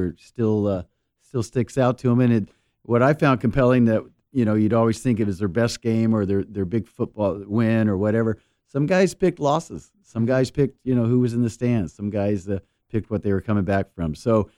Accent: Orange County, California, United States; now in San Diego, United States; I grew up in Orange County

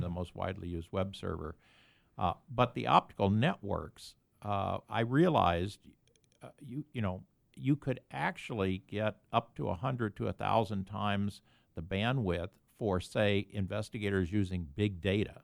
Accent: Columbia, Missouri, United States; moved away as an adult; also born or lived in Stanford, California; now in San Diego, United States; I was born and raised in Columbia, Missouri

